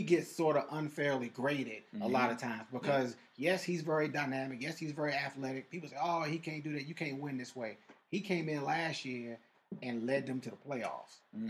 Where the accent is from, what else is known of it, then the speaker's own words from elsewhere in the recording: Louisville, Kentucky, United States; I'm from Louisville.